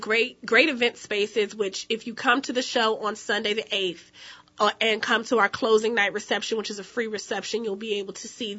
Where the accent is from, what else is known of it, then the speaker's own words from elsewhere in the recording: North Carolina, United States; now in New Orleans, United States; I'm originally from North Carolina.